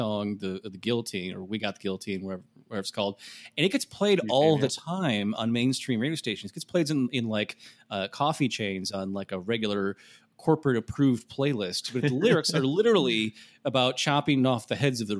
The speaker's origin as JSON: {"language": "English", "region": "Midwest", "country": "United States", "tie": "born or raised there", "said": "especially I know when you get poison ivy a lot growing up in the Midwest, you know what it looks like."}